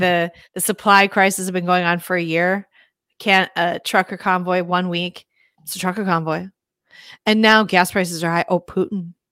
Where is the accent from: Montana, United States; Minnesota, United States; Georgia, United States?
Minnesota, United States; Minneapolis; I grew up in Minneapolis, in the city